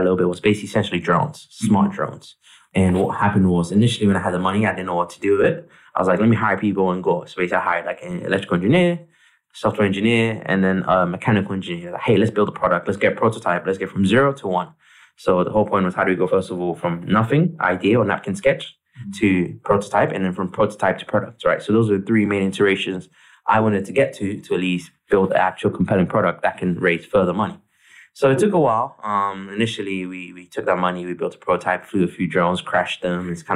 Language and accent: English; Ghana; also born or lived in Streatham, London, United Kingdom / United States; now in London, United Kingdom; Where I grew up was Ghana, West Africa. My parents migrated to the UK in the early 2000s, and we migrated to a place called Streatham